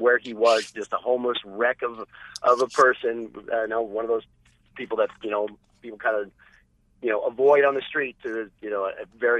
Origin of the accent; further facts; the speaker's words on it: New England, United States; born and raised in New England